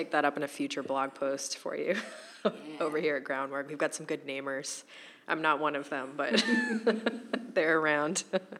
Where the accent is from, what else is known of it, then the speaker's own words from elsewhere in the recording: Bourne, Massachusetts, United States; now in New Bedford, United States; I didn't grow up here. I grew up in Bourne, which is like a half hour away